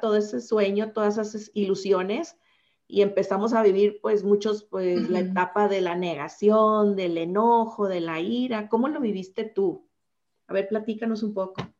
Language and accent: Spanish; Los Mochis, Sinaloa, Mexico; yo soy originaria de Los Mochis